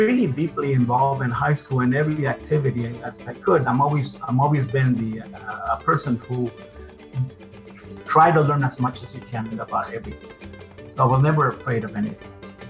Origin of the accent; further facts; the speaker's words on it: Mexico; moved away; Well, I'm originally from Mexico. My family immigrated to the United States in 1965.